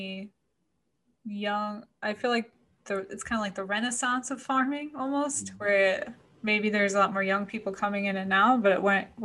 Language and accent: English; Paterson, New Jersey, United States; moved away as an adult; also born or lived in Philadelphia; now in Florida, United States; I grew up in New Jersey, like, right, I mean, you know, by Patterson, so very close to New York City